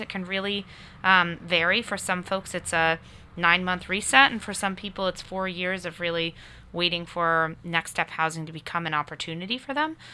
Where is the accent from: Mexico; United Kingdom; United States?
United States; Connecticut; also born or lived in Boston area, Massachusetts; now in Nashville, United States; I'm from, uh, the long, faraway state of Connecticut originally, um, but come to Nashua by way of, uh, the Boston area